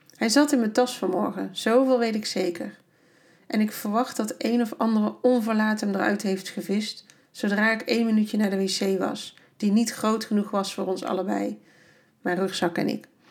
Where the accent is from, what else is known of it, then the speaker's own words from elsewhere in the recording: Netherlands; Ik ben echt blij dat ik uit Nederland kom